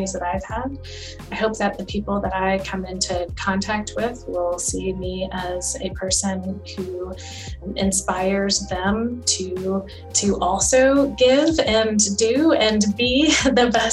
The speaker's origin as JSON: {"language": "English", "country": "United States", "said": "we are Asian and we're American"}